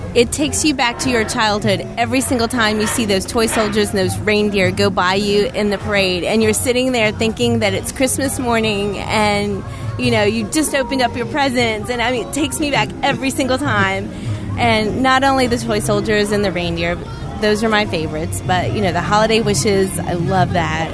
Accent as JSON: {"language": "English", "region": "North Carolina", "country": "United States", "tie": "born or raised there", "moved": "yes", "lives_now": "Florida, United States", "said": "growing up in North Carolina"}